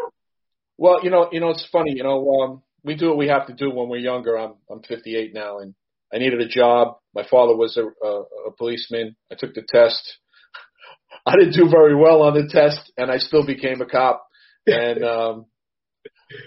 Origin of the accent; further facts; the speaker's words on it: New York City, New York, United States; also born or lived in Suffolk County, New York; I'm a retired New York City policeman, and I'm a New Yorker